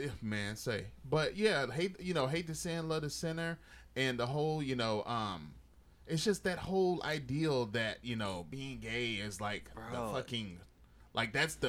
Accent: the South, United States; I'm from the South, you know, where black Christians are

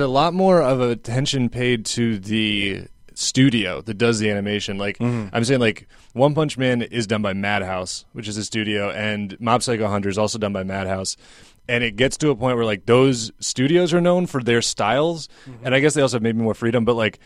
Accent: Washington, District of Columbia, United States; now in New York, United States; DC originally

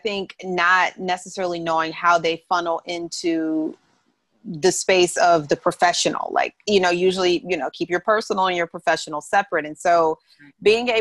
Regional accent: St. Louis, Missouri, United States; also born or lived in New York; now in California, United States; I grew up in St. Louis, Missouri.

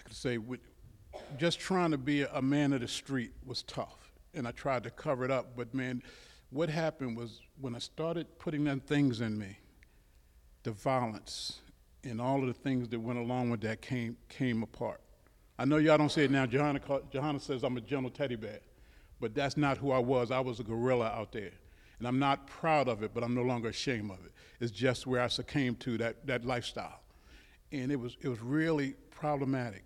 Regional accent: Baltimore, Maryland, United States; I grew up in Baltimore City

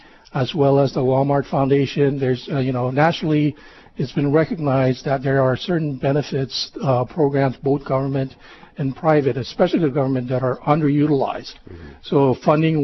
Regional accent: Guam; moved away as an adult; now in Hawaii, United States; I was born and raised on Guam.

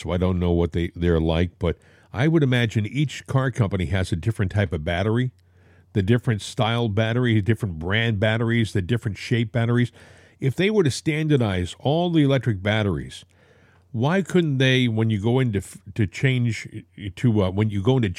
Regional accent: Northeast, United States; I grew up in the Northeast.

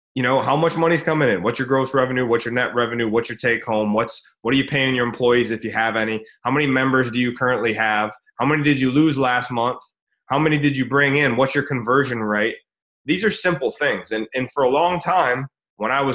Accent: United States; we're from America, or most of us

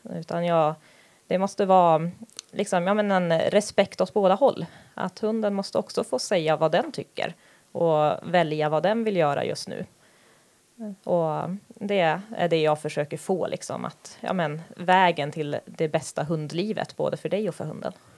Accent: Härnösand, Västernorrland County, Sweden; jag är uppvuxen här

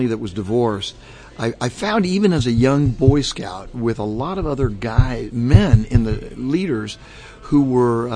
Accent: Southern California, United States; moved away as an adult; also born or lived in Chicago / New England; now in Orlando, United States; born and raised in Southern California.

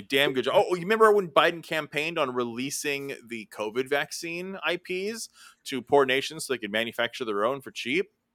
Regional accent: California, United States; I'm from California

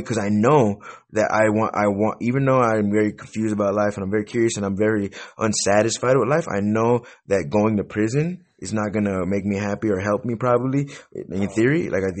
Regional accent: Wisconsin, United States; also born or lived in California; now in New Mexico, United States; I was born in California, but I moved to Wisconsin when I was young. And so I'm like from California, Wisconsin. I'm like half California, half Wisconsin. But I live in New Mexico right now. I've lived in a bunch of different states.

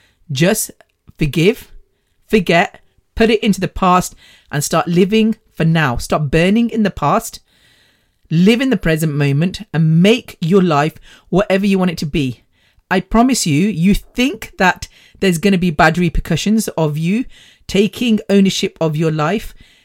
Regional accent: United Kingdom; born there; But I think being British born, having the British culture instilled in us, but then being able to participate and understand the Indian culture is amazing.

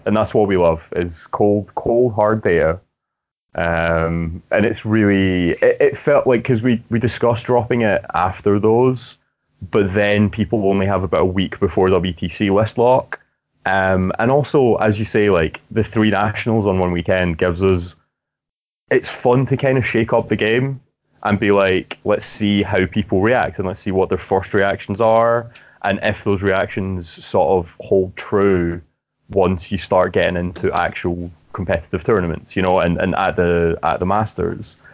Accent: Scotland, United Kingdom; I'm Scottish

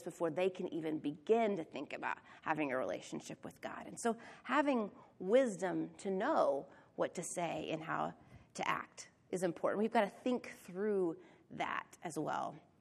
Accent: Oklahoma, United States; Angela and I grew up in Oklahoma

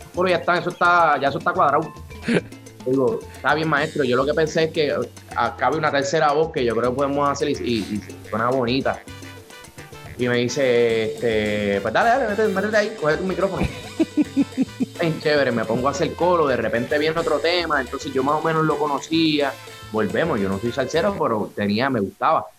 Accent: Trujillo Alto, Puerto Rico; saludos de Puerto Rico, Trujillo Alto en la casa

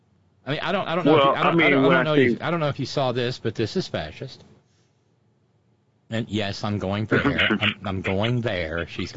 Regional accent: Northern Ireland, United Kingdom; I saw this growing up. I saw this happen growing up in Northern Ireland.

